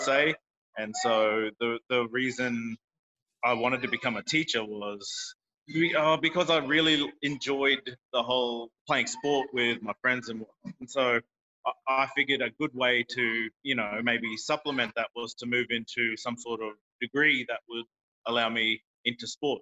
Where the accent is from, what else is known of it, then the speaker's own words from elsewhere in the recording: North Queensland, Australia; moved away; I'm from North Queensland originally.